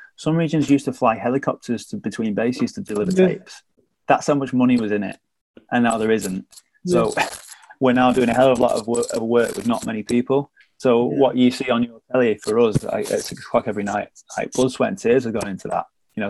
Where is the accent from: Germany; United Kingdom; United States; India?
United Kingdom; the north of England; I never felt like being a Northerner held me back. But what I will say is when I first came in, I was I was wary of my accent holding me back.